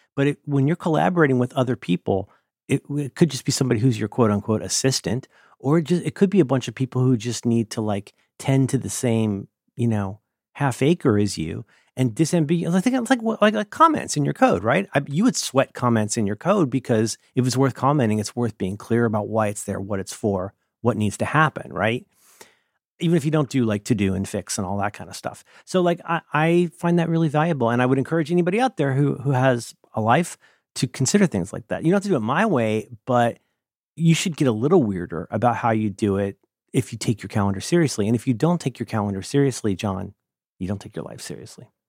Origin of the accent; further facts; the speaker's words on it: Ohio, United States; first language English; I'm from Ohio. where we always enter apologizing